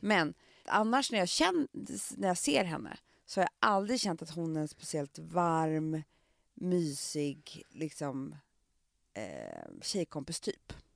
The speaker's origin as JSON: {"language": "Swedish", "town": "Stockholm", "region": "Stockholm County", "country": "Sweden", "said": "på Söder där jag kommer ifrån"}